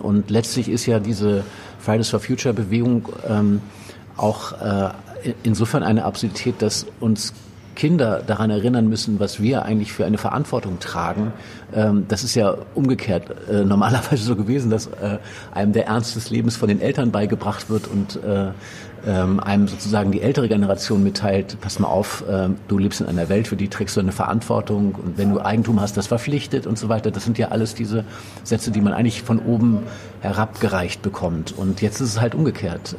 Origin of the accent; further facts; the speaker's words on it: Northern Germany, Germany; moved away; also born or lived in Brandenburg; ich komme aus Norddeutschland